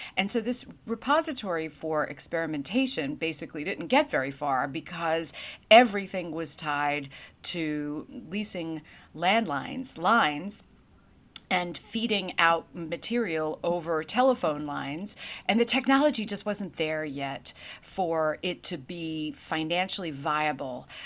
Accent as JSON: {"language": "English", "town": "New York City", "region": "New York", "country": "United States", "tie": "born or raised there", "also_born_or_lived": "North Carolina", "moved": "as an adult", "said": "growing up in Brooklyn, New York, I was an aspiring journalist"}